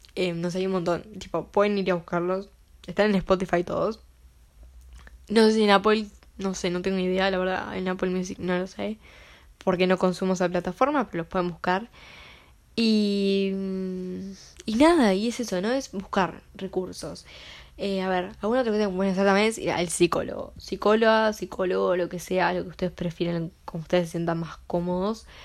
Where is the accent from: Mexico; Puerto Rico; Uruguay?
Uruguay; yo soy de Uruguay